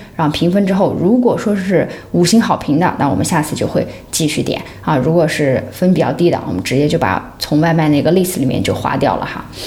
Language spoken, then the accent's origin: Chinese; Xinjiang, China; now in Hong Kong; 像我们是新疆人啊